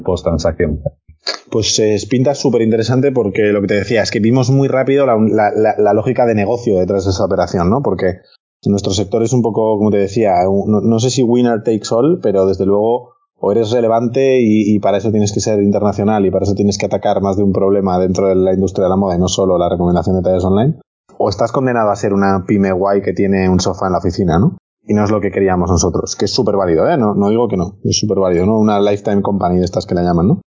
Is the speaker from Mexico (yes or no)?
no; Spain; nosotros somos españoles